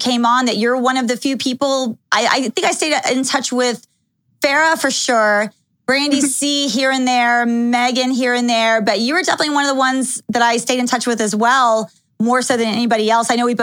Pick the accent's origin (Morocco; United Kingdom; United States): United States; Dallas, Texas; also born or lived in Los Angeles / Calabasas; now in Las Vegas, United States; when I was living in Texas, which is where I grew up, I used to tell people if they asked where I was from, I always say that I'm from Dallas, Texas.